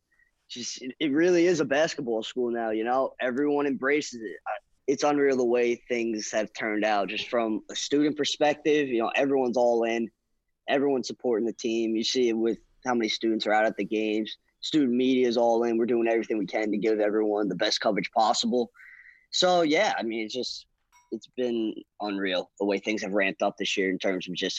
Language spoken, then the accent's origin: English; New Jersey, United States; Yeah, because I'm from Jersey.